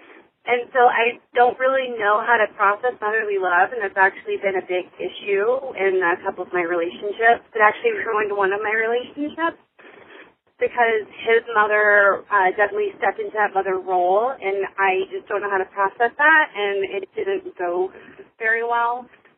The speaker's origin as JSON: {"language": "English", "town": "Indianapolis", "region": "Indiana", "country": "United States", "said": "I'm 28 from Indianapolis."}